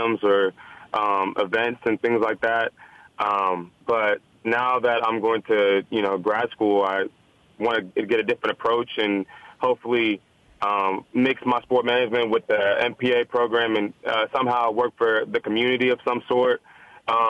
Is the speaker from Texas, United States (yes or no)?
yes; Dallas, Texas, United States; moved away as an adult; also born or lived in Houston, Texas; So I grew up in Dallas, Texas. You know, my family is from Nigeria.